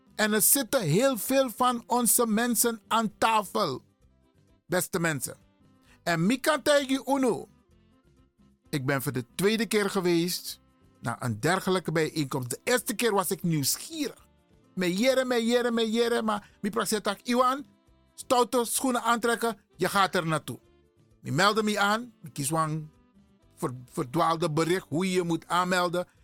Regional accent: Suriname; ik ben een Surinamer

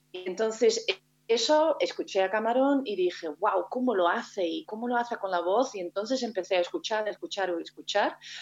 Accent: North Brabant, Netherlands; Spanish is a second language; moved away as an adult; also born or lived in Spain; al pueblo donde yo nací, a, mi tierra, ¿no? que es Brabant en este caso, en el sur de Holanda

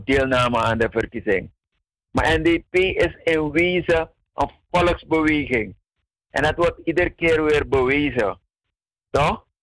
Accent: Paranam, Para, Suriname; Want ik ben van Paranam. Ik ben daar geboren. En wij woonden naast het ziekenhuis

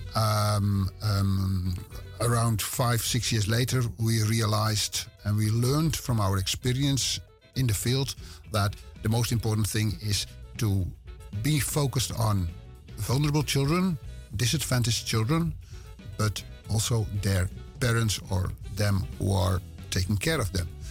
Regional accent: West Friesland, North Holland, Netherlands; English is a second language; I'm born in Zwartdijk. And ah. I grew up in Howard. And those are two villages next to each other in West Friesland. It's in Noord-Holland.

